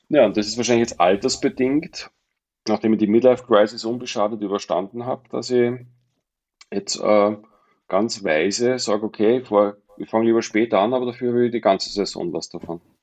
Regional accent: Mondsee, Upper Austria, Austria; moved away as an adult; also born or lived in Glemmtal, Salzburg; now in Saalbach-Hinterglemm, Austria; Ich bin ja ein Zurgroster. Ich bin ja nicht, Ur, nicht ähm, Eingeborener, nicht Aboriginal von, vom Klemmtal, bin ja ursprünglich Oberösterreicher vom Mondsee

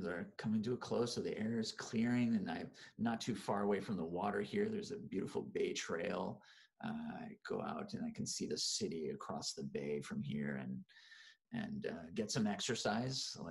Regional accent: Oakland, California, United States; moved away; I'm originally from California, actually, Oakland and in the suburbs.

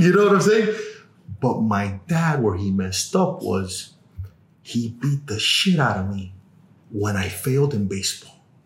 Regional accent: Miami, Florida, United States; born or raised there; also born or lived in Cuba / Los Angeles

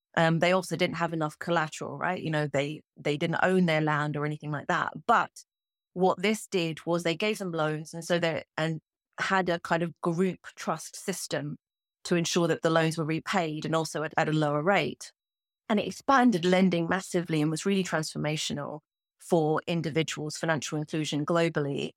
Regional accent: Kenya; I'm a Kenyan

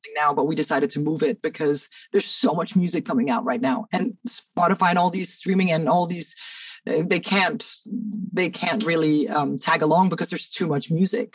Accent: Cairo, Cairo Governorate, Egypt; moved away as an adult; now in Denmark; I grew up in Cairo, but I moved here

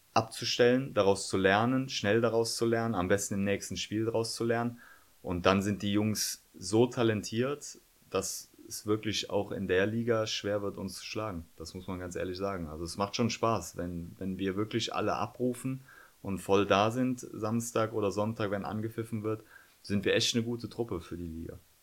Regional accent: Cologne, North Rhine-Westphalia, Germany; Ich bin gebürtiger Kölner

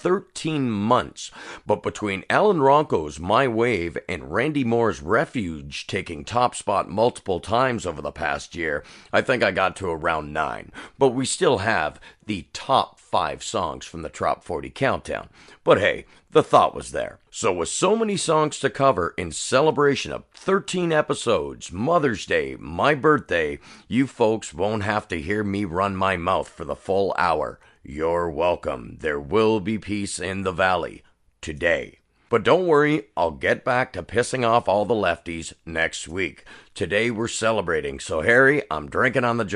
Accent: Canada; I'm a Canadian and I live in a liberal country

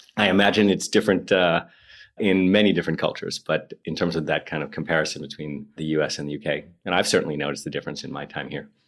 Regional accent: New York, United States; moved away as an adult; also born or lived in Moscow; now in London, United Kingdom; Speaking as an American

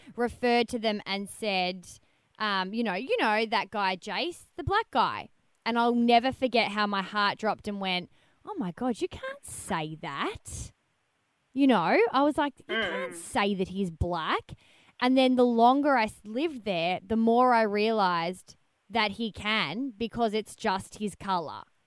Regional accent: Melbourne, Victoria, Australia; I'm from Melbourne

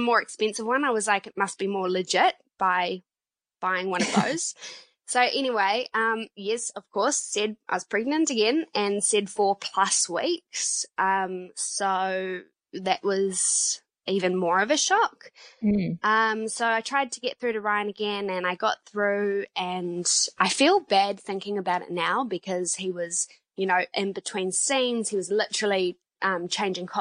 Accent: Nelson, New Zealand; now in Auckland, New Zealand; We live in Auckland, but we are both from the South Island. I'm from Nelson

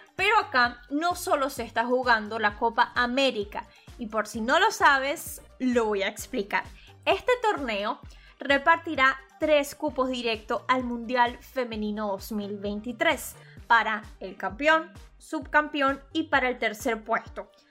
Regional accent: Venezuela; Yo soy periodista venezolana graduada en Venezuela

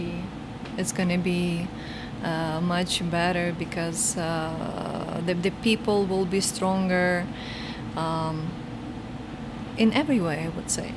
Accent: Lubny, Poltava Oblast, Ukraine; English is a second language; So, I was born in Lubny. So this is a very, very small, very small town. A very friendly people. And I was born in Lubny, but my family lived close to Lubny in a village.

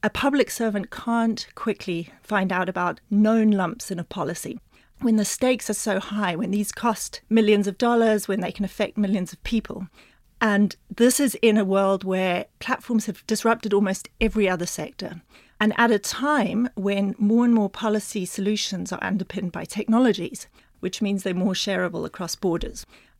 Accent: Botswana; also born or lived in United Kingdom / New Zealand; So I was born in Britain, but spent most of my childhood in Botswana, a little bit in New Zealand, but then Botswana, in the middle of the bush, 200 kilometers from the nearest store

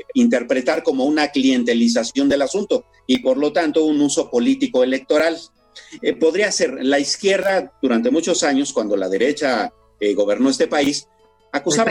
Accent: Mexico

